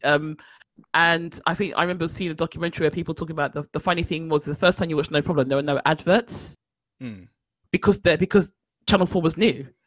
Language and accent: English; London, United Kingdom; we grew up in South London